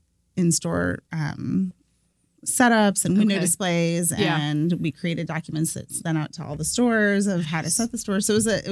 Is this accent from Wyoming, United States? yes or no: no; Cleveland, Ohio, United States; now in Columbus, United States; I'm from Cleveland